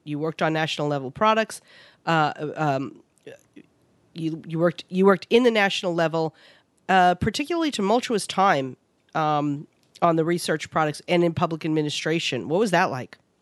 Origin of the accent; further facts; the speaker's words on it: New York City, New York, United States; I grew up in New York City.